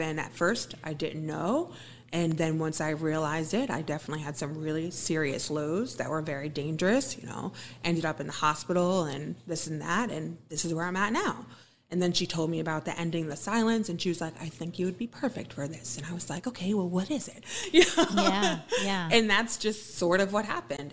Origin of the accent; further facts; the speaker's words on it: Wappingers Falls, New York, United States; I'm not from Beacon, but I'm from Wappingers